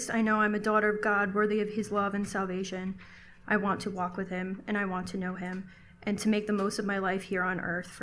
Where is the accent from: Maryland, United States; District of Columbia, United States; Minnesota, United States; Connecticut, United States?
Connecticut, United States; Southern; I'm from Southern Connecticut